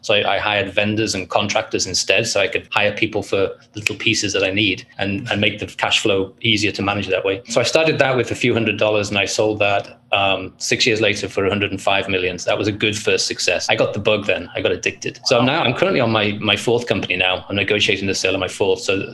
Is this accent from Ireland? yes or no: no; Liverpool, North West England, United Kingdom; I grew up in Liverpool, England, and my childhood was one of poverty